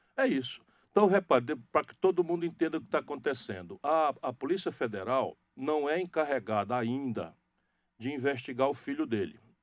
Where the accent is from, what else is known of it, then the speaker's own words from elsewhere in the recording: Northeast Region, Brazil; esse estilo de falar o que pensa, de ser direto, de ser claro, que é muito da característica nossa do Nordeste